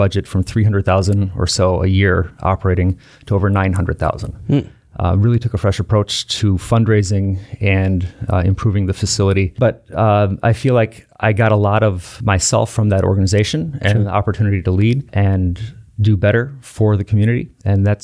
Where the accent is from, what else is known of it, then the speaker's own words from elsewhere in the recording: Wauwatosa, Wisconsin, United States; also born or lived in West Allis, Wisconsin / Milwaukee, Wisconsin; I grew up in Wauwatosa, born at West Allis Memorial, not too far away from the 11th Aldermanic District